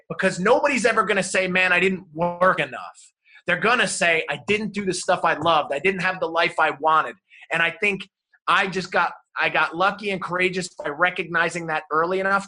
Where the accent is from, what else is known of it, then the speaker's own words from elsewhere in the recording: New Jersey, United States; moved away; also born or lived in South Carolina; And that all started in New Jersey, you know, not far outside of New York City. That's where I grew up.